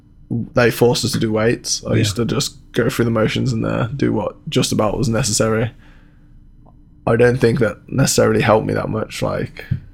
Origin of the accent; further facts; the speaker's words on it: England, United Kingdom; moved away; I grew up in England